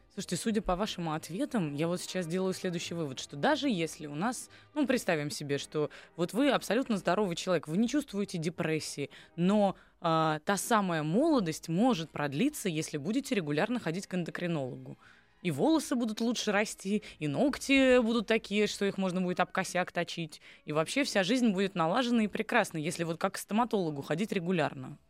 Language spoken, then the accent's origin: Russian; Saint Petersburg, Russia; я из Петербурга сама